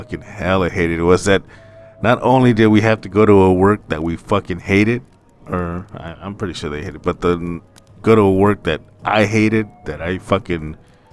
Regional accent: Madera, California, United States; also born or lived in Portland, Oregon; But we live in Madera, California, and there's a lot of field work around us

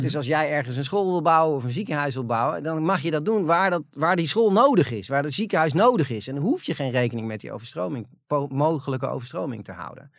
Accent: Netherlands; waar wij allemaal als Nederlanders trots op zijn

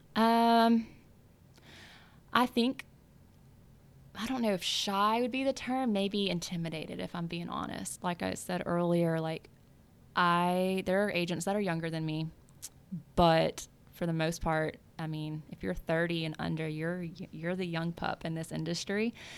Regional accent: South Louisiana, United States; moved away; I grew up in South Louisiana

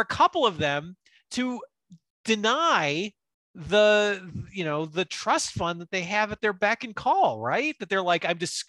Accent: Canada; So then I decided I didn't want to do the drafts, and I'm from Canada.

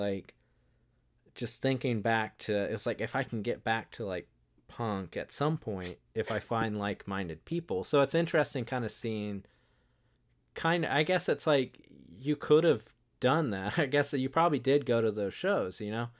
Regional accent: Wilmington, North Carolina, United States; growing up in Wilmington, North Carolina, on the coast of North Carolina

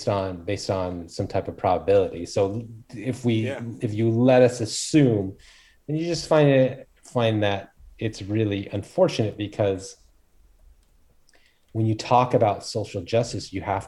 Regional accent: United States; born there; I'm Korean and I was born in America, kind of one of those things.

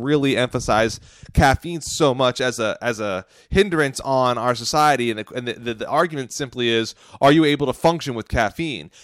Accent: United States; I'm an American

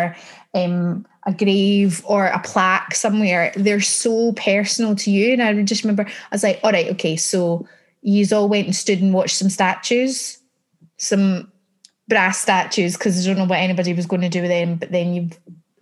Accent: Scotland, United Kingdom; as a Scot, being a Scot in the entertainment industry

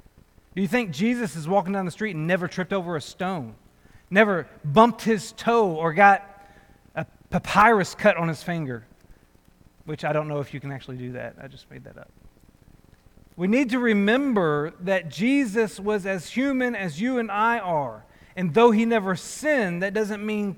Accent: North Little Rock, Arkansas, United States; moved away as an adult; also born or lived in Searcy, Arkansas / Pensacola, Florida; I grew up in North Little Rock, Arkansas, which is literally north of Little Rock, across the Arkansas River from it. I grew up there.

